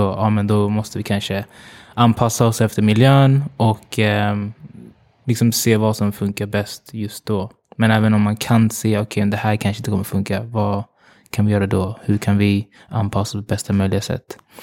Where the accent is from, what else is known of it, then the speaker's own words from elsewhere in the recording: Uganda; now in Sweden; jag kommer från Uganda